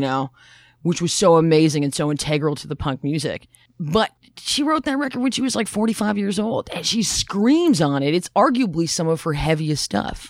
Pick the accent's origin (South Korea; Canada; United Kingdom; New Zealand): Canada; Toronto, Ontario; also born or lived in Barrie; I'm from Toronto, too.